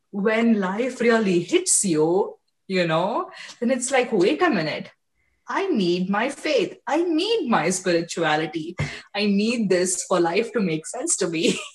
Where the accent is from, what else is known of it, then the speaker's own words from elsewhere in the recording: India; moved away as an adult; now in United States; i was born and raised in India